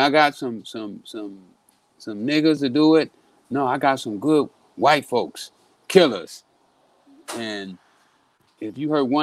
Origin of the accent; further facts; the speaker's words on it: Texas, United States; Well, you know, uh, I'm, I'm from Texas.